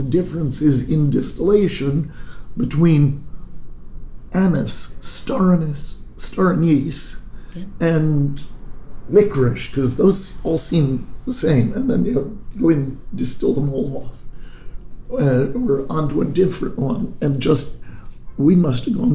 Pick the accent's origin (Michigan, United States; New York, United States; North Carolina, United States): New York, United States; Ithaca; moved away; also born or lived in Vermont / Manhattan, New York / Chicago / Vancouver; I was born in Ithaca, New York. I grew up there in upstate New York